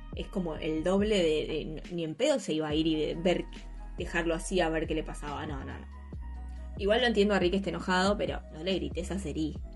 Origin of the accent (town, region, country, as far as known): Argentina